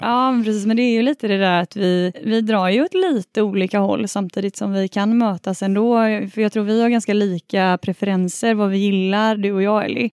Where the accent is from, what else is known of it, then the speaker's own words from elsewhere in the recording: Stenungsund, Västra Götaland, Sweden; Jag är från Stenungsund